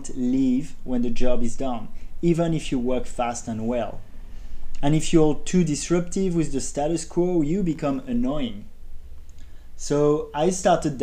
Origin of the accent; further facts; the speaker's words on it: Paris, Île-de-France, France; moved away; I grew up in Paris, I attended a prestigious business school